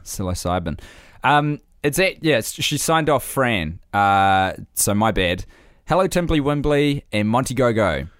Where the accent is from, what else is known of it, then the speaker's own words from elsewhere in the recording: New Zealand; I have spent an entire lifetime as a New Zealander